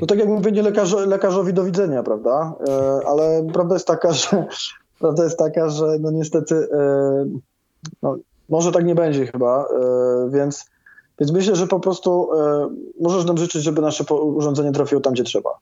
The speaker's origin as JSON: {"language": "Polish", "town": "Krosno", "region": "Subcarpathian Voivodeship", "country": "Poland", "said": "ja też jestem z Krosna"}